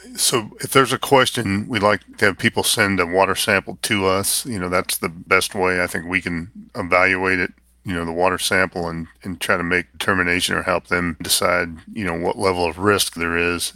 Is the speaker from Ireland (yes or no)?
no; Northeast Kansas, United States; moved away as an adult; also born or lived in Iowa; I grew up in Northeast Kansas, around veterinary medicine